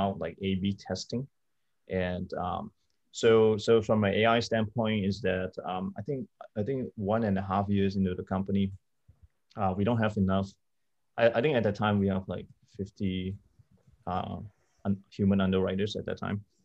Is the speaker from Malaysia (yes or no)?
yes; Malaysia; moved away as an adult; also born or lived in New York; I'm, I'm Malaysian.